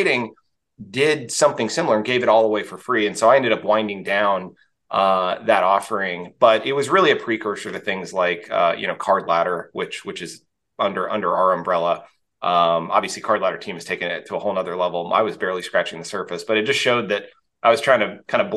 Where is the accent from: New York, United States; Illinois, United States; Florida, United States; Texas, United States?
Texas, United States; I grew up in Texas in the US